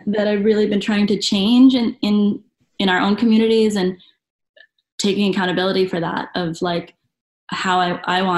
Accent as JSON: {"language": "English", "country": "United States", "said": "being an American representative"}